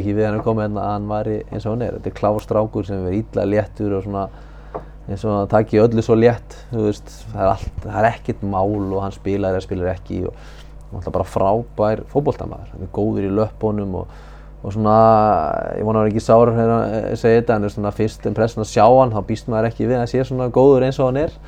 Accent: Húsavík, Northeastern Region, Iceland; ég kem frá Húsæk

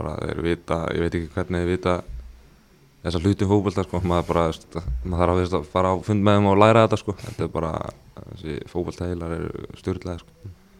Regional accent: England, United Kingdom; moved away; ég ólst upp í Englandi

